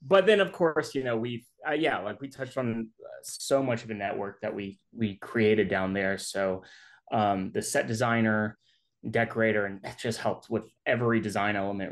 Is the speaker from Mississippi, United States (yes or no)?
yes; Jackson, Mississippi, United States; I'm from Jackson, Mississippi